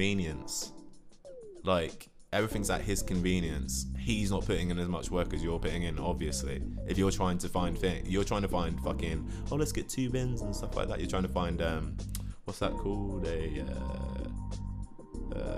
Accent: London, United Kingdom; I'm 22. I come from London

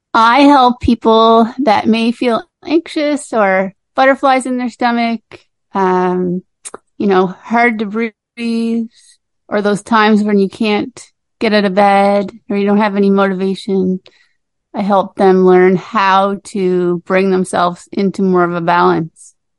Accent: Cape Breton, Nova Scotia, Canada; I grew up in Cape Breton on Cape Breton Island in uh, Nova Scotia here

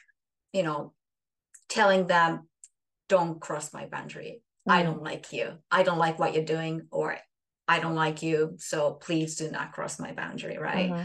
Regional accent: Japan; first language Japanese; English is a second language; now in Canada; It's Japan is my home country, and I speak Japanese. Japanese is mother tongue

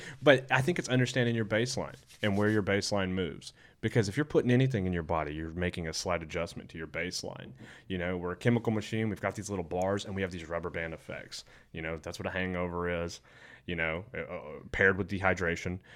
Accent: Alabama, United States; I'm from Alabama

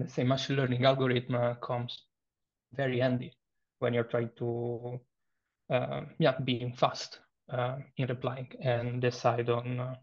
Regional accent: Italy; accent: Italian; English is a second language; moved away as an adult; now in Berlin, Germany; I am Italian, as you may infer from my accent

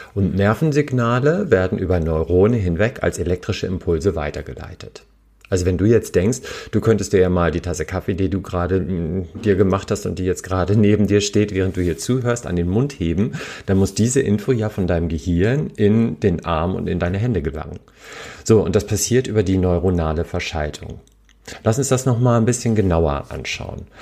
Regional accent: Hamburg, Germany; als Hamburger

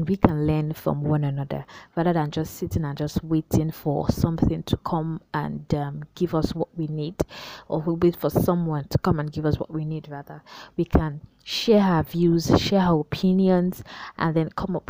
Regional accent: Nigeria; I'm a Nigerian, and I'd love to emphasize that in Pidgin.

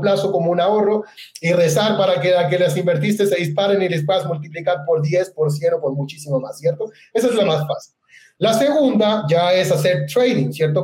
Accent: Chile; moved away as an adult; also born or lived in Puerto Montt, Chile / central Chile; now in Medellín, Colombia; yo soy chileno, tengo 36 años de edad. Soy nacido en la ciudad de Puerto Montt, en, Chile, es el sur de mi país

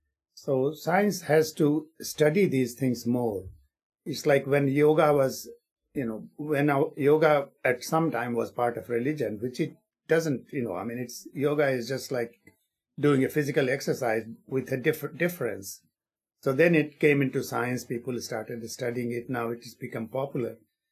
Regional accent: England, United Kingdom; now in Maine, United States; I was at Mass General in Harvard, you know, in Boston, when I came from England and then came to Maine

